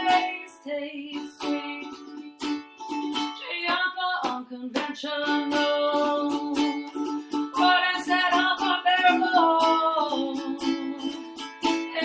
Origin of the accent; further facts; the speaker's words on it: Haileybury and Kirkland Lake, Ontario, Canada; moved away; I'm heading up north to Haileybury and Kirkland Lake June 7th and 8th weekend, so I'm looking forward to that, hitting up my hometown.